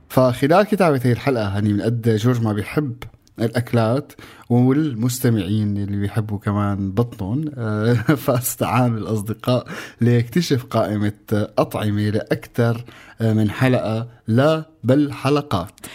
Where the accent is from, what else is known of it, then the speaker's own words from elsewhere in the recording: Syria; مننا كسوريين